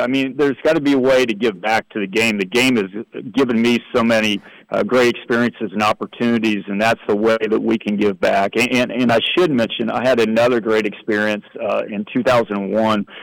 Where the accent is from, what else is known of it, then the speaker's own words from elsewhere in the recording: Blackford County, Indiana, United States; moved away as an adult; also born or lived in Jay County, Indiana / Huntington, Indiana; I was from Blackford County